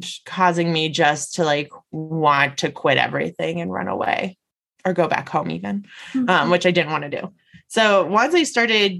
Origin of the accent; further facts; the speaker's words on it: Las Vegas, Nevada, United States; moved away as an adult; also born or lived in Denver; I moved away from my family. I moved out of state. I grew up in Las Vegas. And so I moved to Denver